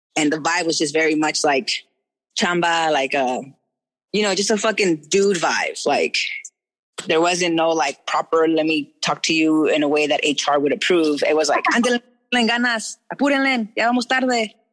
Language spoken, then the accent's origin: English; Orange, California, United States; moved away; I was born in Orange City in Orange County. So like OC as fuck.